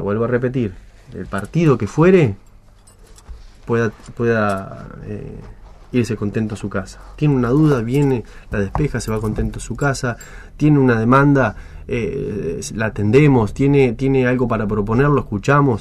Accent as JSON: {"language": "Spanish", "country": "Argentina", "said": "cuando digo nosotros, digo como argentinos"}